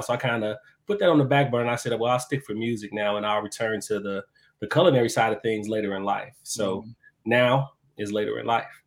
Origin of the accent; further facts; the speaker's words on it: Chicago, Illinois, United States; moved away as an adult; now in Atlanta, United States; I'm originally from Chicago, uh, born That's and raised West Side.